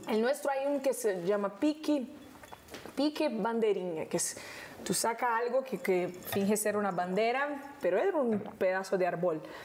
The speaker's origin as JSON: {"language": "Spanish", "region": "Rio de Janeiro", "country": "Brazil", "tie": "born or raised there", "second_language": "Spanish", "moved": "yes", "said": "vivíamos en una casita en Honorio, Gugel, que toma el nombre de la serie, que es el lugar donde yo nací."}